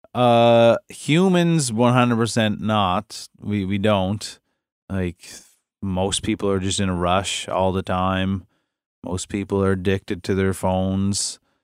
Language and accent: English; Cape Breton, Nova Scotia, Canada; I'm from Cape Breton